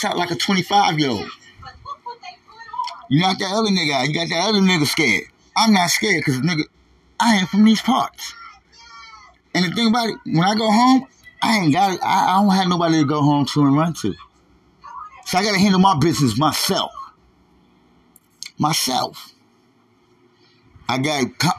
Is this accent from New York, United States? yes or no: yes; New York, United States; moved away; I'm from New York State, nigga. We gangsters out there